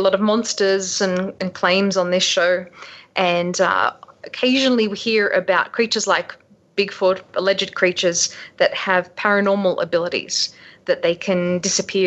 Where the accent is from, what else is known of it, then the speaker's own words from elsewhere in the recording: Sydney, New South Wales, Australia; I grew up in Sydney on the northern beaches